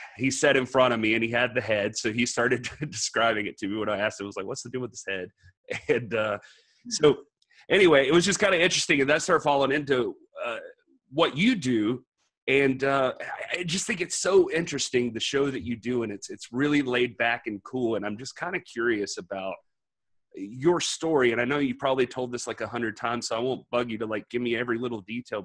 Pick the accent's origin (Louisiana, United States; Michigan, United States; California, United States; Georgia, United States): Georgia, United States; moved away; I grew up in Georgia originally